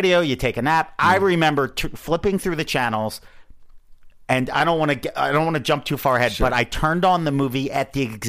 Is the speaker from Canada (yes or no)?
no; Philadelphia, Pennsylvania, United States; I grew up in Philadelphia, Rocky was big enough.